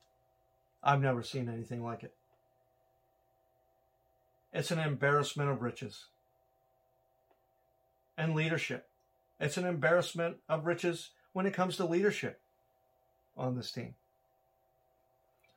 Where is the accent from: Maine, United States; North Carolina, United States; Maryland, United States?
Maine, United States; I'm from Maine